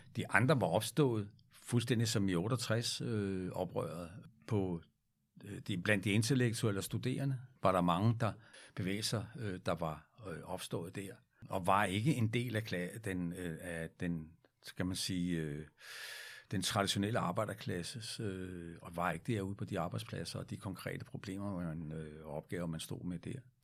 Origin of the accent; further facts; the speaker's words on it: Frederiksberg, Capital Region of Denmark, Denmark; der var jeg barn og boede på Frederiksberg